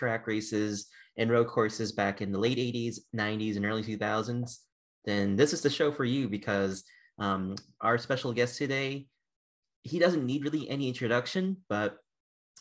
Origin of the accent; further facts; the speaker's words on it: Boston, Massachusetts, United States; now in Texas, United States; I was from the Boston area for many years. So even though I live here in Texas